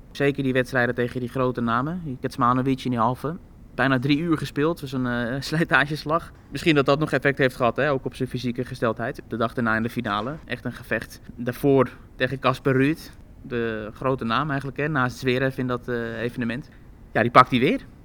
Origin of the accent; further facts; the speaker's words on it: Netherlands; Want ja, dit toernooi associëren we toch grotendeels met haar. Eh, als Nederlanders zijn.